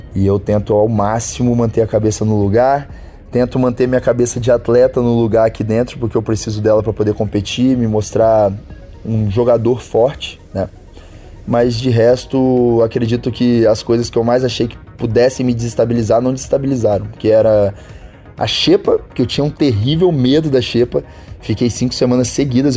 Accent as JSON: {"language": "Portuguese", "region": "interior of Espírito Santo", "country": "Brazil", "tie": "born or raised there", "said": "eu sou natural do Espírito Santo, do interior do Espírito Santo"}